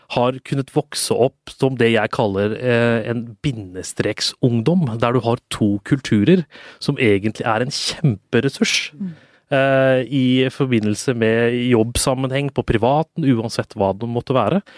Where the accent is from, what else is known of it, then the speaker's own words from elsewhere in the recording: Oslo, Norway; also born or lived in Tåsen, Oslo; Jeg vokste jo opp på Grünerløkka